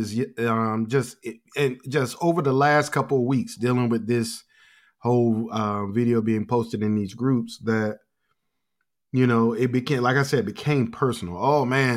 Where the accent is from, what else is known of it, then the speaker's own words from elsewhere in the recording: Portsmouth, Virginia, United States; when I grew up in Portsmouth, I was growing up around people